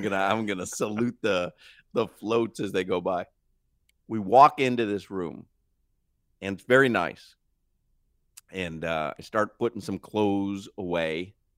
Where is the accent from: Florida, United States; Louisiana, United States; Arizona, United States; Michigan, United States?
Florida, United States; Miami; when you tell them Florida or Miami